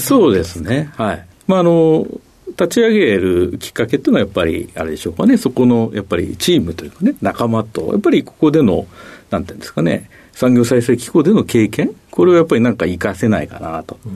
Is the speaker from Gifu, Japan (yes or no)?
no; Tokyo, Japan; 生まれは東京ですね